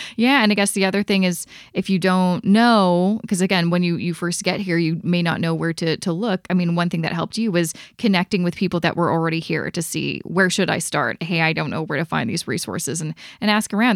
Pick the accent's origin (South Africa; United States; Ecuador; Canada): Canada; Vancouver, British Columbia; now in Toronto, Canada; because I'm originally from Vancouver